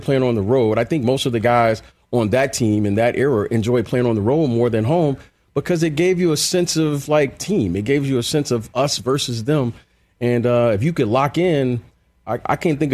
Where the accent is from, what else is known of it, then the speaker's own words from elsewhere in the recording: Detroit, Michigan, United States; I grew up in Detroit